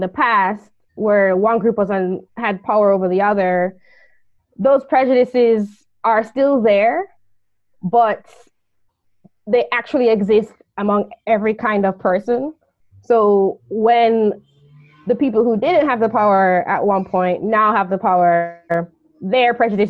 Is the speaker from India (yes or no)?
no; Jamaica; I'm from Jamaica, I'm probably going to think like another Jamaican